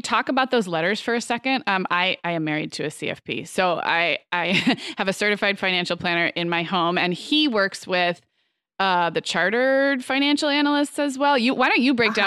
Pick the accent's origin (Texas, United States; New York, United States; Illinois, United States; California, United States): California, United States; Santa Barbara; moved away; my hometown of Santa Barbara